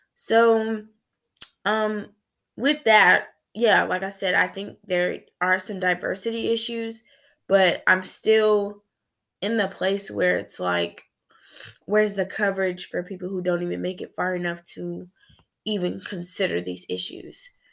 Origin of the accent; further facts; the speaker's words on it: United States; as a black female growing up in America